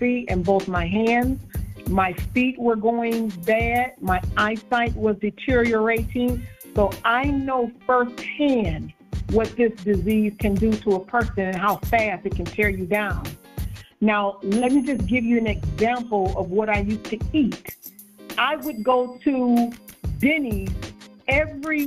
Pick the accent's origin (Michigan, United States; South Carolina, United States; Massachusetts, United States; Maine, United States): Michigan, United States; Detroit; I was born and raised in Detroit, Michigan